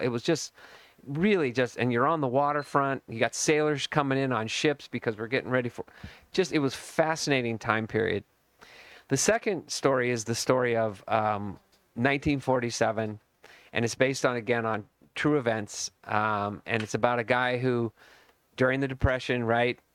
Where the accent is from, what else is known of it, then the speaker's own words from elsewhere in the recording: Burlingame, California, United States; I grew up in Burlingame, California, and it was a total bubble